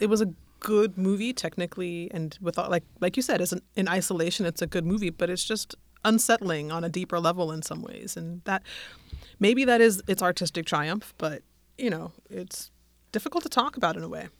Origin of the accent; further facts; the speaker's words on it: Denver, Colorado, United States; moved away as an adult; also born or lived in England; I'm from Denver. I was living in England when it happened